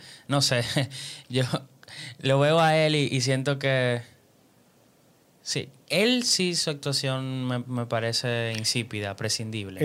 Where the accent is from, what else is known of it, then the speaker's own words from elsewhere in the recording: Dominican Republic; nosotros somos dominicanos